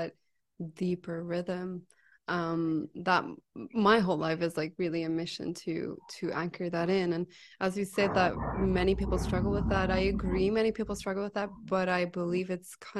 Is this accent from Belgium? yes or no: yes; Belgium; I'm from Belgium